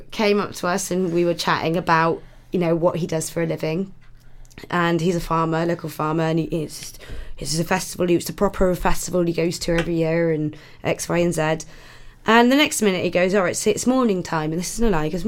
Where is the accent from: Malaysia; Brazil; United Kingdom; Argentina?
United Kingdom; Haverfordwest, Wales; Oh, I'm from Wales. Ears go up.